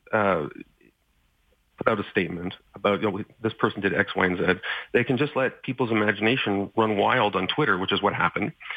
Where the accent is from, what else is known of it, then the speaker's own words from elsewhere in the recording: Montreal, Quebec, Canada; Concordia University in Montreal, um, my hometown